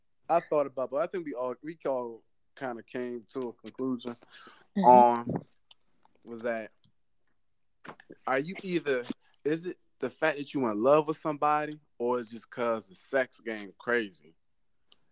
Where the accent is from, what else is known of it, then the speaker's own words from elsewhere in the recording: Maryland, United States; accent: DC accent; I'm from Maryland.